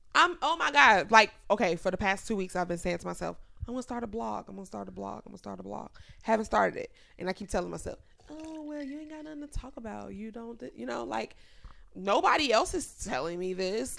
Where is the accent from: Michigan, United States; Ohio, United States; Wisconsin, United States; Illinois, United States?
Illinois, United States; Chicago; moved away; I grew up on the South Side in the hood.